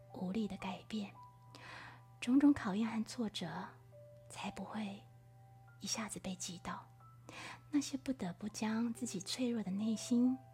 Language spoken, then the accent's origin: Chinese; Taiwan; moved away as an adult; also born or lived in France; 我们来自台湾